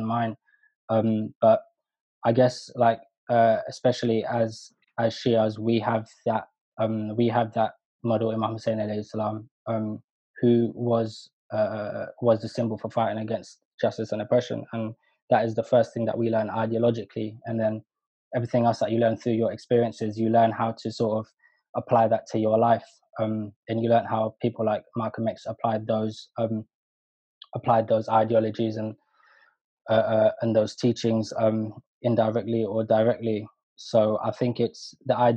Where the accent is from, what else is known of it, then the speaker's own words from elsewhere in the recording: London, United Kingdom; also born or lived in Mombasa, Kenya; I was pretty much raised on a council estate in Rainers Lane